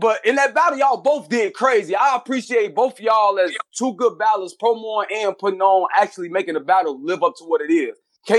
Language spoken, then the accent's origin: English; Chicago, Illinois, United States; Tony, bro, I'm from Chicago.